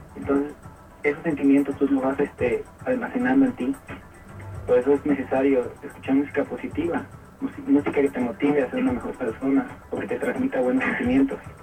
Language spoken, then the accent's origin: Spanish; Tuxtepec, Oaxaca, Mexico; Yo soy originario de Tustepec, de padre y madre huasqueños.